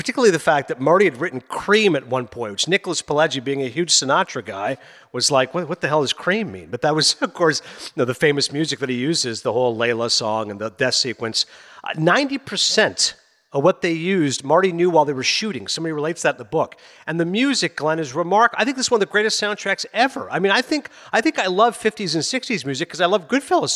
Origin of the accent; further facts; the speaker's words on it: Canada; also born or lived in Pakistan (family origin); I'm a Pakistani-Canadian